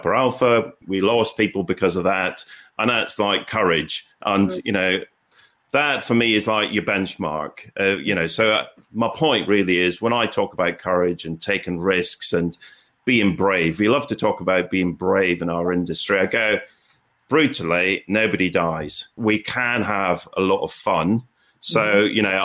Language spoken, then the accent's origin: English; Aberdeen, Scotland, United Kingdom; I grew up in Aberdeen and my dad worked on the oil rigs